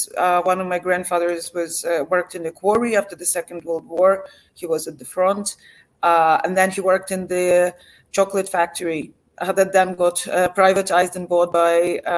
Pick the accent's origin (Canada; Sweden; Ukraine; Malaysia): Ukraine; As a Ukrainian growing up in Ukraine, I was born in USSR in 1982, and it was still USSR when I went to school. And I witnessed the disruption of the post-Soviet transition in Ukraine firsthand. I come from working class background.